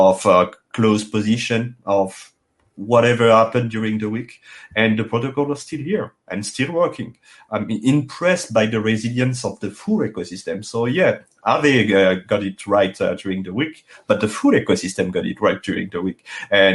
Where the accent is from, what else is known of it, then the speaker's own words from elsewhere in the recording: France; accent: thick French; English is a second language; As you can hear it with my thick accent, it's impossible to hide that I'm French.